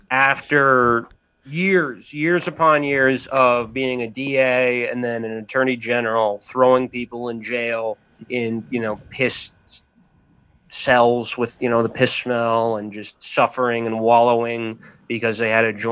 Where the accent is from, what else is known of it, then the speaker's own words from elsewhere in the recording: Jamaica; I used to smoke weed. I'm Jamaican.